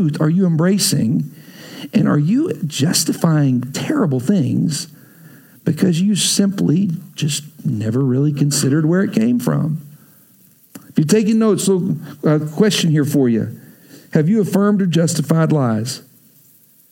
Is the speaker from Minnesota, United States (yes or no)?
no; Texas, United States; I grew up in Texas